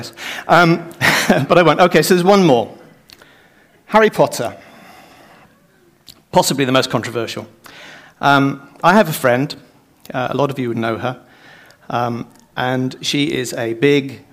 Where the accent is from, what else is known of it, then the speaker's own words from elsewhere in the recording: United Kingdom; also born or lived in Ireland; as a Brit, actually, according to my passport now, an Irishman